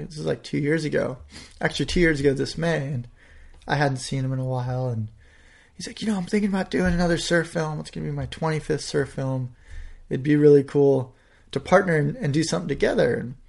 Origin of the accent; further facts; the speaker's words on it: California, United States; I'm like, "I'm a friend of Phil's. I'm from California."